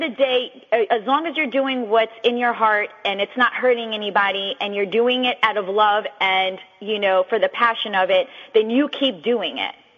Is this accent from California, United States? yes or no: no; New York City, New York, United States; moved away as an adult; now in Yonkers, United States; I'm from the Bronx, New York, but I reside in Westchester right now in Yonkers